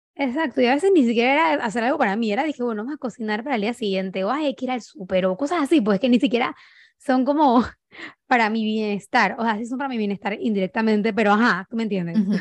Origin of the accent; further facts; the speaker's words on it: Panama; soy panameña, tengo 29 años